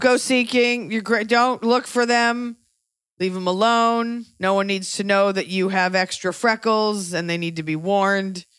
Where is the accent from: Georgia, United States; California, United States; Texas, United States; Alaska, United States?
Texas, United States; I'm from Texas